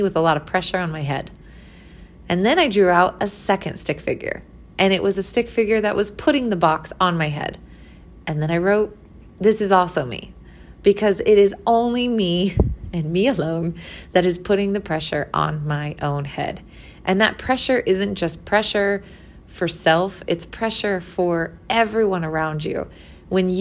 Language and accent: English; Missouri, United States; moved away as an adult; now in Colorado, United States; I was from Missouri